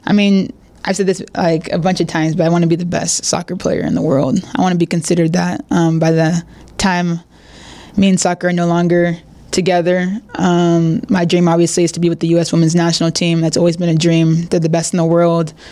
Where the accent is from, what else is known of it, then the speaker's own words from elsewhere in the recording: San Diego, California, United States; moved away as an adult; now in Monterrey, Mexico; I'm from San Diego